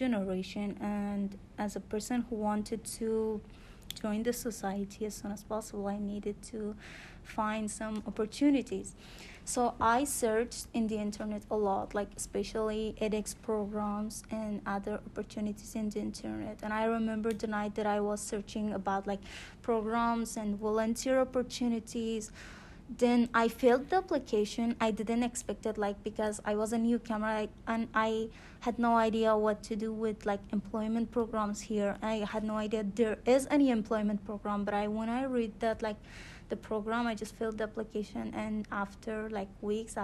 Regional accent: Afghanistan; English is a second language; moved away as an adult; now in Canada; I'm from Afghanistan. I lived there like 19 and a half years. I born there and I raised there.

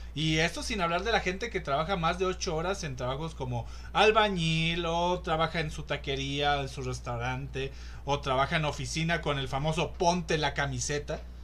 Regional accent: Mexico; aquí en México

